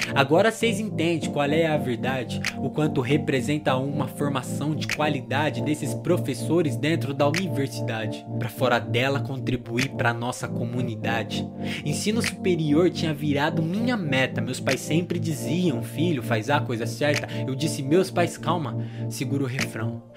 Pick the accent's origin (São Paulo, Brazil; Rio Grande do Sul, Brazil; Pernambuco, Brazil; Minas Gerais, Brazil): São Paulo, Brazil; Marília; 19 anos, nascido e criado em Marília